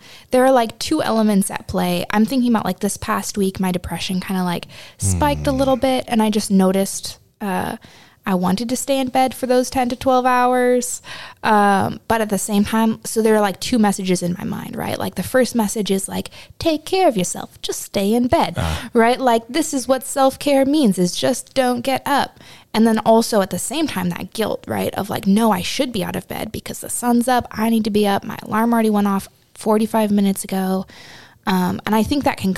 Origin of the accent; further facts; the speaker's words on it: West Coast, United States; I was raised on the West Coast